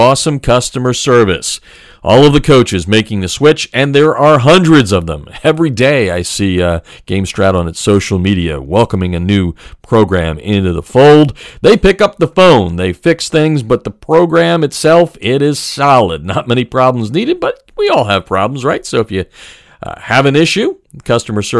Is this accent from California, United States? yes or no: no; Pennsylvania, United States; Growing up in Pennsylvania